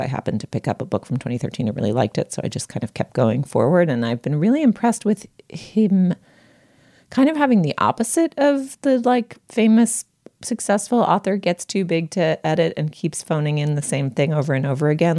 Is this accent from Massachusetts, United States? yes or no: yes; Boston, Massachusetts, United States; I grew up in part in the Boston Globe newsroom, or at least visiting it really regularly